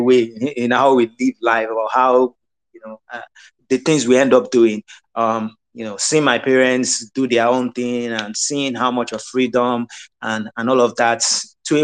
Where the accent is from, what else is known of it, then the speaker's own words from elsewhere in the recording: Nigeria; moved away; also born or lived in Europe / Asia / America; So I'm Nigerian. I was born in Nigeria. I've lived outside of Nigeria for well over a decade before I moved back to Nigeria in 2015.